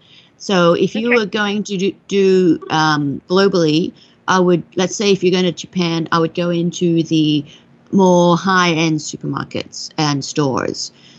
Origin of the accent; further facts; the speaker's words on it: Australia; I mean, you know, I'm Australian, so I love that you want to go there.